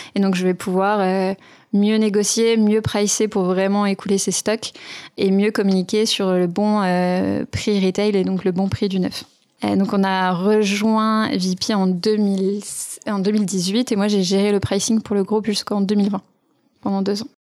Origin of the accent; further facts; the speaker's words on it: Sevelinges, Auvergne-Rhône-Alpes, France; je viens d'un petit village qui s'appelle Sevelinge, qui est pas très loin de Roanne, qui est lui-même pas très loin de Lyon